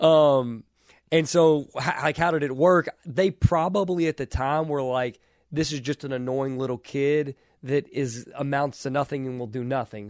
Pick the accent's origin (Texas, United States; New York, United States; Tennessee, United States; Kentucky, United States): Kentucky, United States; I was from Kentucky